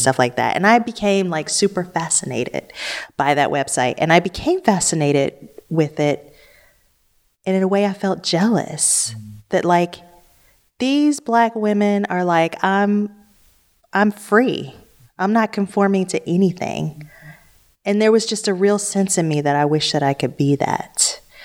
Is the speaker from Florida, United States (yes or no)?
no; Detroit, Michigan, United States; I grew up in Detroit where it was ninety-nine point nine percent black.